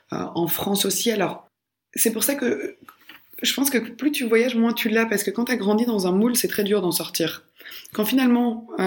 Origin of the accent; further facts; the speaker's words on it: Belgium; parce que oui, je viens de Belgique et je connais mon pays. Par contre, qui je suis et ce que je représente a été énormément inclus par les pays dans lesquels j'ai vécu. Donc aujourd'hui, euh, bien sûr, je suis belge d'origine.